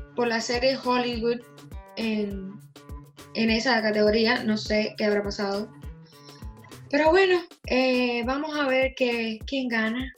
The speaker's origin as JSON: {"language": "Spanish", "country": "Cuba", "tie": "born or raised there", "said": "De mi infancia, que en Cuba"}